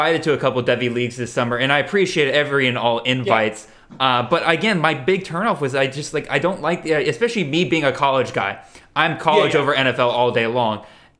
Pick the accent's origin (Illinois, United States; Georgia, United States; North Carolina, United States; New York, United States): Georgia, United States; I'm from the South here in Georgia.